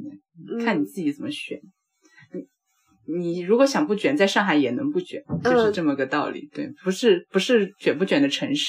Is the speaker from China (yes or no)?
yes; Chengdu, Sichuan, China; moved away as an adult; now in Shanghai, China; 我之前在成都。 嗯， 我是成都人，也在成都读书。